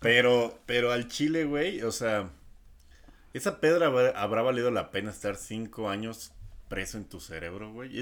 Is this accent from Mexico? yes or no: yes; Mexico; soy mexicano ya estoy acostumbrado a los temblores